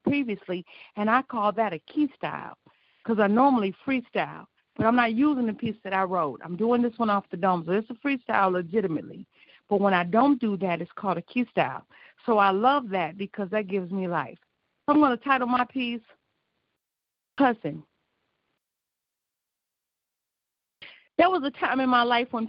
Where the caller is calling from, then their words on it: Joliet, Illinois, United States; I'm calling from Joliet, Illinois